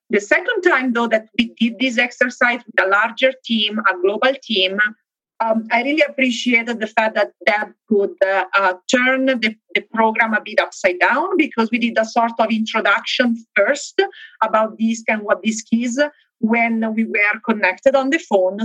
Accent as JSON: {"language": "English", "town": "Milan", "region": "Lombardy", "country": "Italy", "moved": "yes", "lives_now": "Benton Harbor, United States", "said": "I am located in Benton Harbor, Michigan. I'm originally from Italy, though, from Milan."}